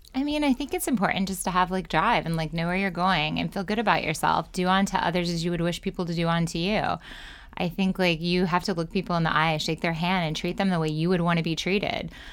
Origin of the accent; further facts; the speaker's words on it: Ohio, United States; now in New York City, United States; I was born in Ohio.